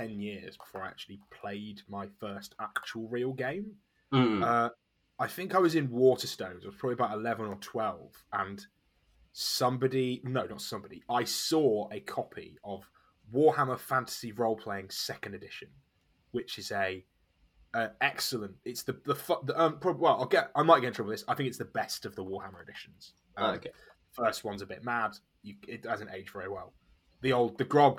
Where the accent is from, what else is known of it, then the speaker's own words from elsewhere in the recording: Nottingham, East Midlands, United Kingdom; I'm British. I grew up in Nottingham in the East Midlands in England.